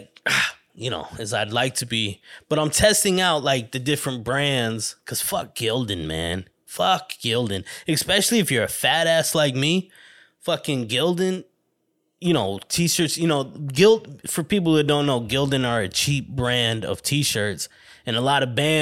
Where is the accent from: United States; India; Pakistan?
United States; New York City, New York; born there; I was born in Hell's Kitchen, New York City.